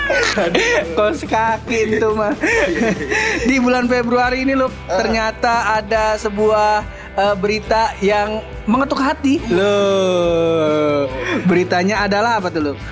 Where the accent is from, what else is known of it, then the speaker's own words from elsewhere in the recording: West Sumatra, Indonesia; Itu gua orang Awak. Nah, Sumatera Barat.